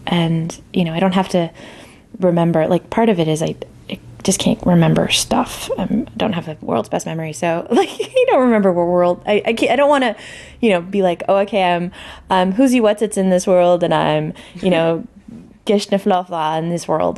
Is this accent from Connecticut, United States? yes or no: no; El Paso, Texas, United States; I grew up in Texas